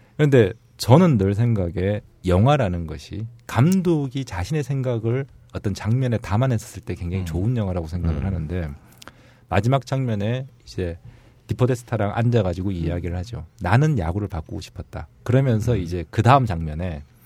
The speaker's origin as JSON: {"language": "Korean", "country": "South Korea", "said": "저도 한국 사람이다 보니"}